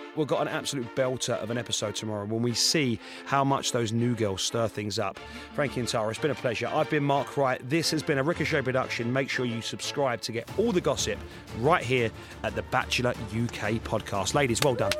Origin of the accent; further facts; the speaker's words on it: Essex, East of England, United Kingdom; I'm from Essex